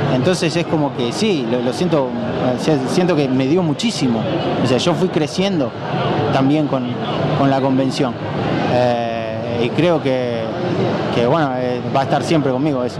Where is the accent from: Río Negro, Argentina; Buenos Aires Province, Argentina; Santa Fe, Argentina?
Santa Fe, Argentina; Rosario; yo soy de acá de Rosario.